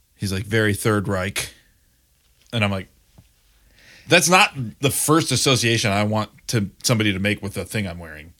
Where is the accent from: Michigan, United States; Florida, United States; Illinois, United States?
Michigan, United States; Grand Rapids; moved away; I grew up in Grand Rapids, Michigan